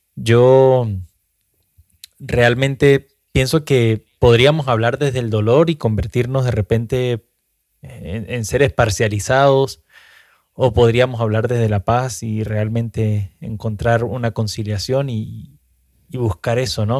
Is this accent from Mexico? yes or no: no; Venezuela; nosotros como venezolanos